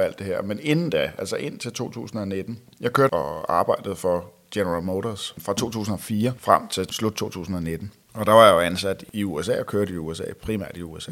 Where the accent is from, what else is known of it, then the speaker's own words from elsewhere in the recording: Roskilde, Zealand, Denmark; jeg er født og opvokset her i Roskilde